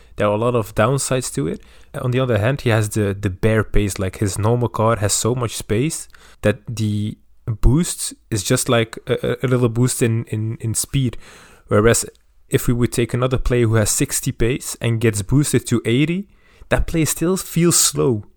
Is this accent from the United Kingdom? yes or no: no; Belgium; I'm from Belgium